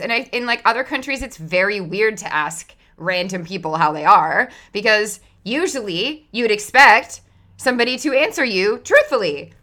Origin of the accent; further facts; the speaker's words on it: Canada; I'm Canadian